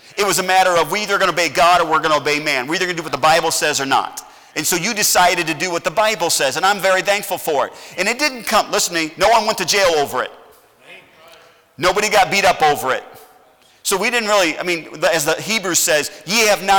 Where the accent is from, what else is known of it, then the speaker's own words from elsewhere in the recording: United States; I'm an American